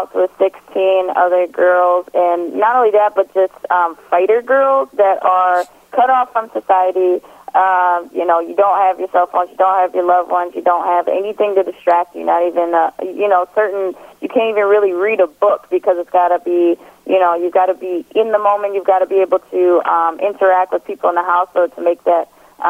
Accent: Milwaukee, Wisconsin, United States; now in Colorado, United States; people that I grew up with in Milwaukee

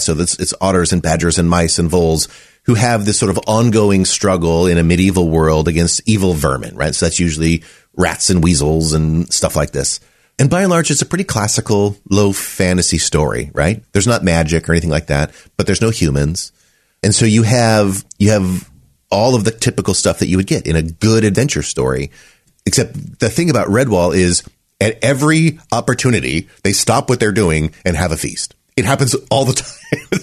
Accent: Running Springs, California, United States; I grew up in Southern California, a place called Running Springs

